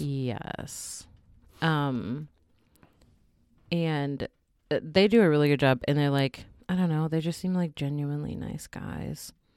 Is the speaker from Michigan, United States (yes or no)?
no; Wisconsin, United States; moved away; I'm originally from Wisconsin